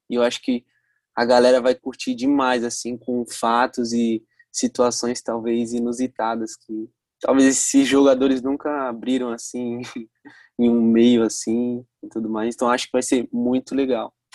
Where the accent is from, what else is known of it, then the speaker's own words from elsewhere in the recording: Santos, São Paulo, Brazil; eu também sou de Santos